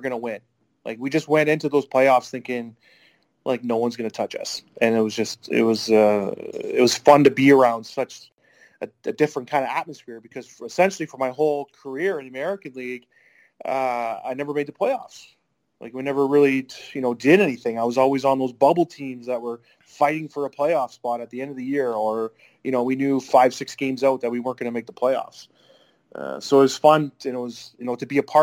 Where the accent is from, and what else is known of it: Canada